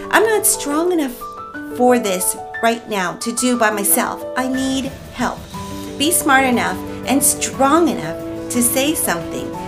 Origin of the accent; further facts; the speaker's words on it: Philippines; I'm Filipino, and one of our Filipino values is lakas ng loob